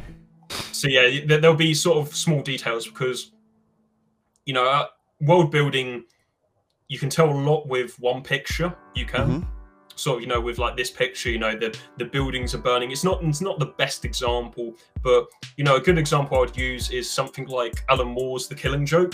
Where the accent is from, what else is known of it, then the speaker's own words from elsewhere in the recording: United Kingdom; I'm British